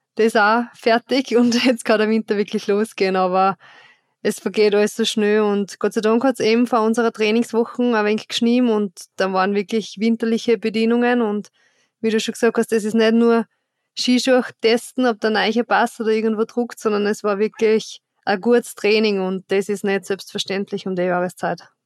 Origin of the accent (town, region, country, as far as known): Styria, Austria